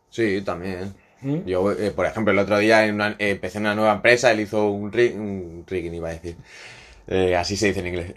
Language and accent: Spanish; Godella, Valencian Community, Spain; moved away; Yo soy de Valencia.